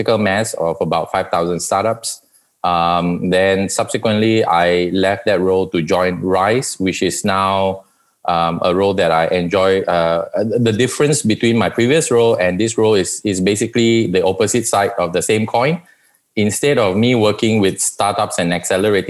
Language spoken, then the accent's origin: English; New Zealand; moved away; also born or lived in Malaysia; I spent half my life in Malaysia and the other half growing up in New Zealand